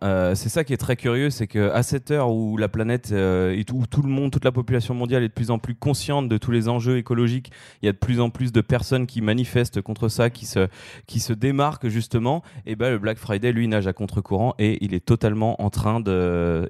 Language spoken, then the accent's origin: French; France; en tant que Français